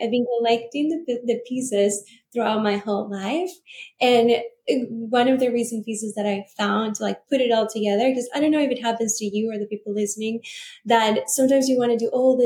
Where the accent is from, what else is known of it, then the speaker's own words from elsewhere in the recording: Venezuela; growing up in Venezuela, actually, that's where I'm from